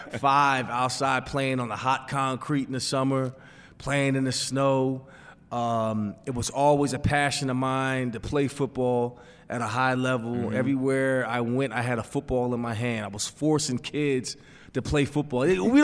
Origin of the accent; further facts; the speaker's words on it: Pennsylvania, United States; Growing up in Pennsylvania, you want to wear the black shoes. You want the blue and white.